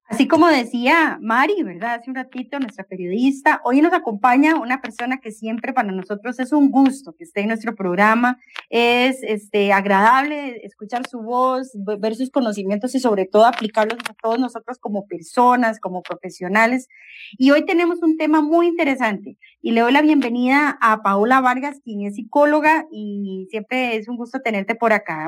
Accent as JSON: {"language": "Spanish", "country": "Costa Rica", "said": "nosotros como costarricenses"}